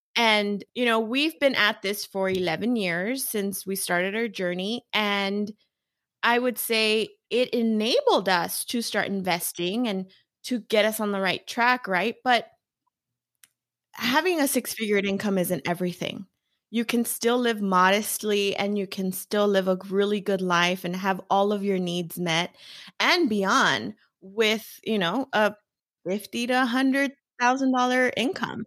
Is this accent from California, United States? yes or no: yes; Los Angeles, California, United States; I was born and raised in East L